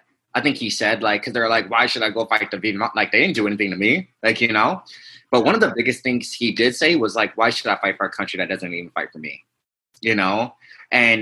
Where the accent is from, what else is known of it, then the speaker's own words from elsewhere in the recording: Ferguson, Missouri, United States; now in Costa Mesa, United States; I'm actually from St. Louis, Missouri. I'm from Ferguson, you know? So I was around when Ferguson happened.